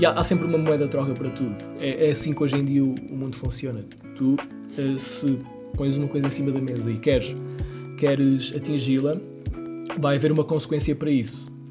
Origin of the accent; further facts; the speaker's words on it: Castelo Branco, Centro, Portugal; also born or lived in Lisbon; eu também sou de Castelo Branco